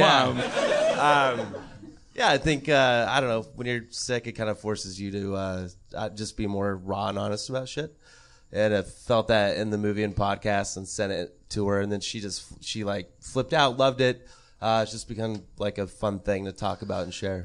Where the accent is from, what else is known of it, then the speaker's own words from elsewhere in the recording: Montana, United States; I grew up in Montana